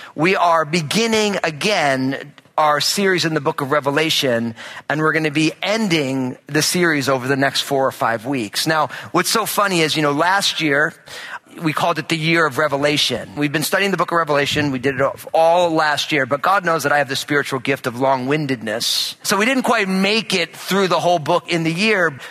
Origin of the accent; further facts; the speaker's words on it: New Jersey, United States; moved away; I'm all Italian from New Jersey